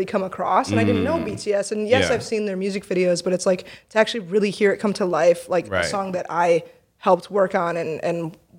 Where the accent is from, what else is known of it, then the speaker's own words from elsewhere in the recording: Michigan, United States; I'm like from Michigan